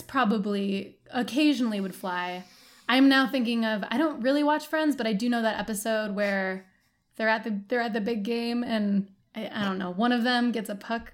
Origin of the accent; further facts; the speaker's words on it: Detroit suburb, Michigan, United States; I used to say I'm from Detroit. I'm not. I'm from a suburb